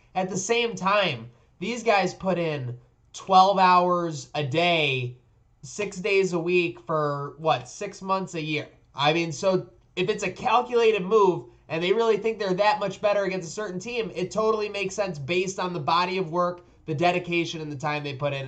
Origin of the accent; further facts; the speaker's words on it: Buffalo, New York, United States; moved away; I was born in Buffalo lived you know my childhood in buffalo on the west side grew up near an o- on oakwood near the buffalo zoo